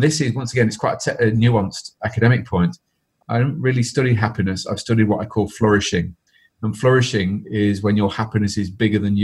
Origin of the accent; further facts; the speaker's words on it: Derby, East Midlands, United Kingdom; I'm from Derby